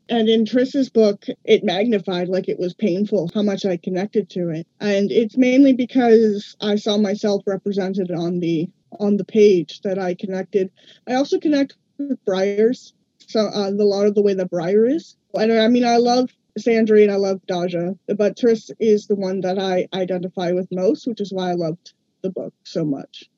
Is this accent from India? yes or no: no; Ottawa, Ontario, Canada; from Ottawa, Ontario, Canada.